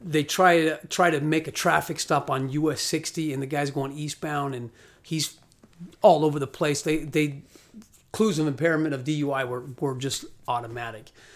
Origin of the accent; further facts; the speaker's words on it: Scottsdale, Arizona, United States; I'm from Arizona, from Scottsdale